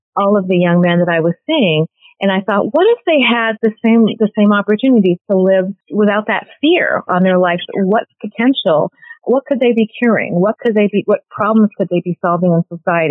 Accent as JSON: {"language": "English", "country": "Canada", "tie": "born or raised there", "also_born_or_lived": "Cameroon", "moved": "as an adult", "lives_now": "New York City, United States", "said": "My family emigrated to Canada."}